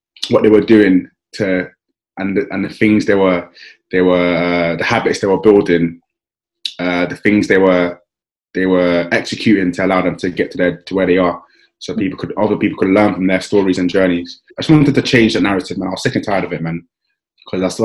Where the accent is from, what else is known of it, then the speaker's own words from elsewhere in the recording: London, United Kingdom; I grew up in South East London, around Kennington and Woolworth